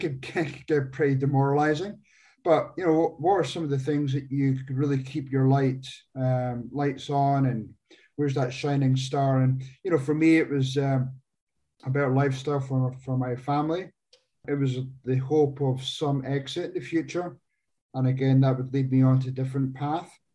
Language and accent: English; Scotland, United Kingdom; moved away as an adult; now in Phoenix, United States; I'm not originally from the US. I um, came across here in 99 from Scotland